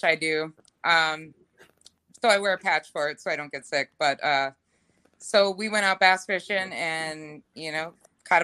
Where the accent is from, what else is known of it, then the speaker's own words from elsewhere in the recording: Ogilvie, Minnesota, United States; I grew up in Ogilvie, Minnesota